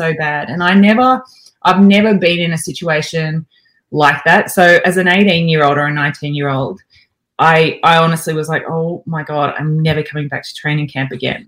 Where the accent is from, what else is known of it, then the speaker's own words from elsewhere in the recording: Albury, New South Wales, Australia; moved away as an adult; I'm a country kid. You know, I grew up in Albury.